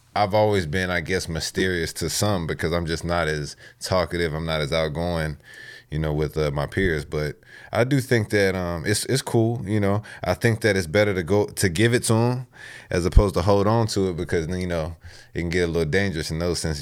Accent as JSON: {"language": "English", "region": "Texas", "country": "United States", "tie": "born or raised there", "moved": "yes", "lives_now": "Virginia, United States", "said": "I grew up in Texas"}